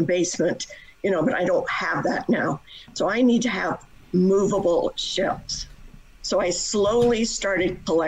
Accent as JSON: {"language": "English", "town": "Las Vegas", "region": "Nevada", "country": "United States", "tie": "born or raised there", "also_born_or_lived": "Utah", "moved": "yes", "said": "I was raised in Las Vegas, Nevada."}